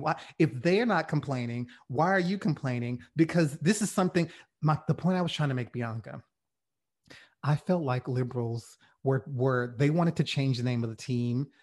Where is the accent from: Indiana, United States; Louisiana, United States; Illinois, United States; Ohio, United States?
Louisiana, United States; rural; I grew up in Louisiana, in rural Louisiana